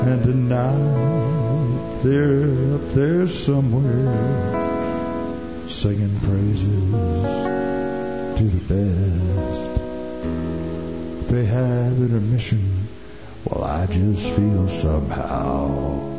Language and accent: English; New Orleans, Louisiana, United States; now in Edmonton, Canada; lived in Edmonton for, about 20 years now, but I was born in New Orleans, Louisiana.